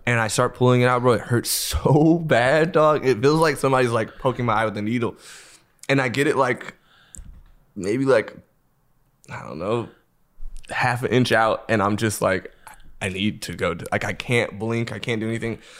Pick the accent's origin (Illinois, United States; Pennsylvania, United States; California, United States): California, United States; Los Angeles; I grew up in L